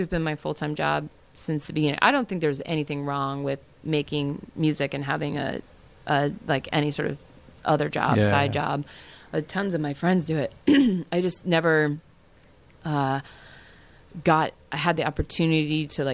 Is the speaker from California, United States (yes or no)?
yes; Tracy, California, United States; also born or lived in Sunnyvale, California / San Jose, California; born in Sunnyvale, San Jose, and then moved to Tracy, California, which I spent a lot of my growing up years in the boonies